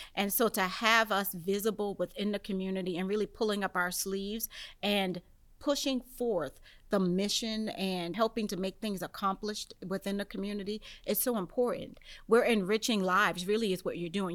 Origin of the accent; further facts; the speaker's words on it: Charleston, South Carolina, United States; also born or lived in Southern Maryland; now in St. Mary's County, Maryland, United States; Charleston is my hometown